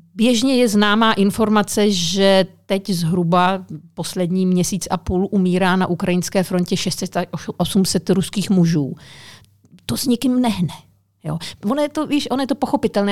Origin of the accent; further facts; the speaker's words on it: Czechia; Češi taky mají strašně rádi psy, jo. Jsme národ, který každý má pomalu psa nebo kočku